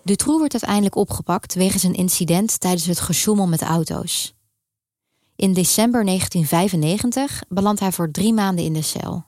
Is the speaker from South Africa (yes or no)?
no; Netherlands; moved away as an adult; now in Brussels, Belgium; Ook al waren we jong en woonden we in Nederland